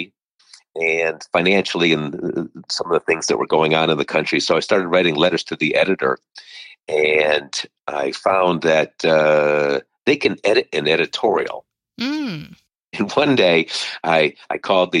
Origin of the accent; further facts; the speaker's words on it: Meriden, Connecticut, United States; now in Milford, United States; I grew up in Meriden, Connecticut, and I reside in Milford, Connecticut